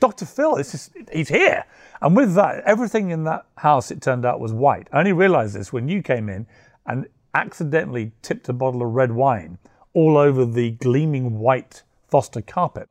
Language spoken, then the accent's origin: English; United Kingdom; I'm, I'm British